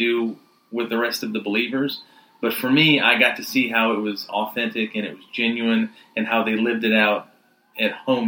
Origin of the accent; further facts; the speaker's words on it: Rock Hill, South Carolina, United States; I grew up here in Rock Hill, South Carolina. We moved down, my family did, when I was about 8